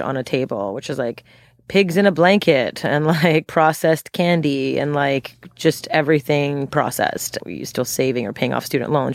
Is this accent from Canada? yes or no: yes; Montreal, Quebec, Canada; moved away; I'm from Montreal, born and raised